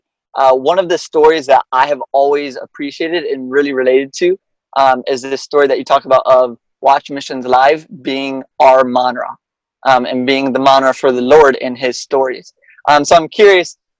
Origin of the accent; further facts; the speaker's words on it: Iowa, United States; also born or lived in Madison, Wisconsin; I was born and raised here in Iowa